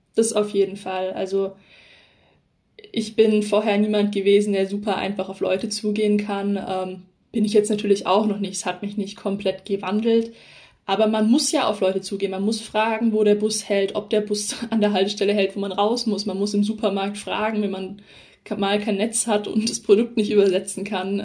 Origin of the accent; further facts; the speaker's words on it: Southern Germany, Germany; bei uns in Süddeutschland